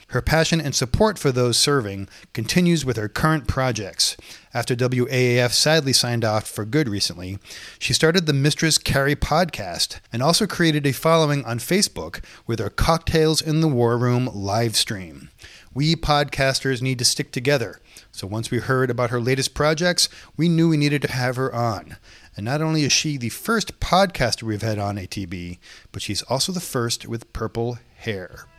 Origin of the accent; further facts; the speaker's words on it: Boston, Massachusetts, United States; I grew up in Boston too